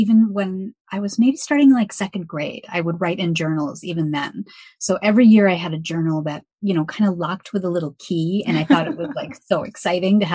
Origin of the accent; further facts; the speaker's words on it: Evanston, Illinois, United States; moved away as an adult; now in Milwaukee, United States; I was born and raised in a suburb of Chicago called Evanston. So I'm from Evanston